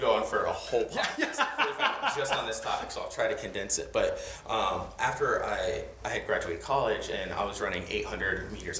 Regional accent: Port Charlotte, Florida, United States; now in Greenville, United States; I grew up in Florida, Southwest Florida, little town called Port Charlotte. So it's south of Tampa, north of Fort Myers, right?

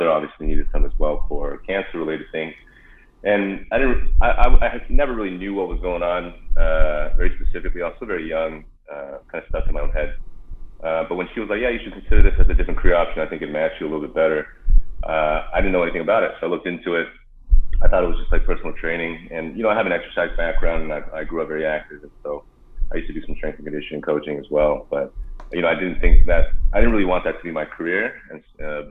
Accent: Arcadia, California, United States; also born or lived in Davis, California; I grew up in Southern California, in Arcadia, California

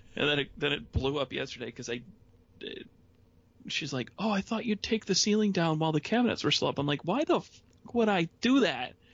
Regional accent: Lincoln Park, Michigan, United States; moved away as an adult; now in Traverse City, United States; I grew up in the Detroit area.

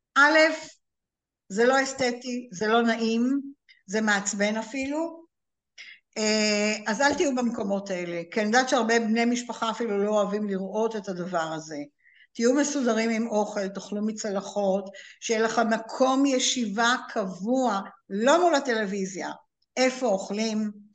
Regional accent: Israel; לנו כישראלים

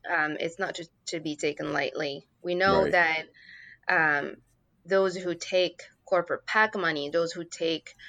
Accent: Morocco; moved away as an adult; now in United States; I grew up in Morocco.

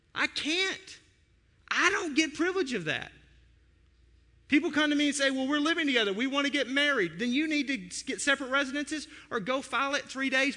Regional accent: United States; As an American

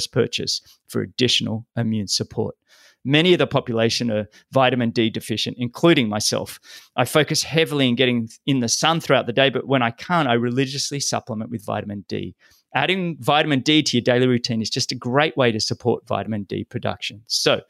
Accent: Sydney, New South Wales, Australia; my hometown, Sydney

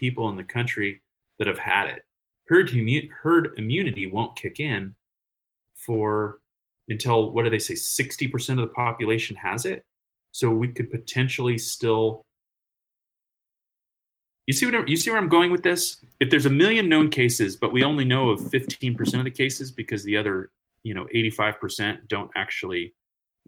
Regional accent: Morgan Hill, California, United States; I grew up south of San Jose, so on the outskirts with the cows

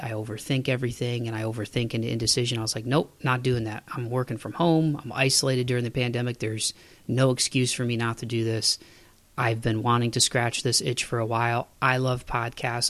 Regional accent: Toledo, Ohio, United States; moved away; back home in my hometown of Toledo.

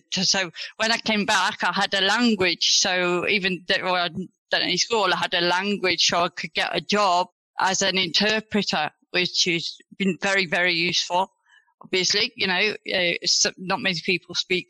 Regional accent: Black Country, West Midlands, United Kingdom; accent: yam yam; also born or lived in Greece; I was born and raised in the Black Country all my life

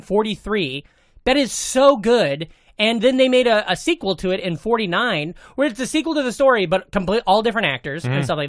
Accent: Glenwood, United States; moved away; It's my Glenwood Rams T-shirt, my hometown.

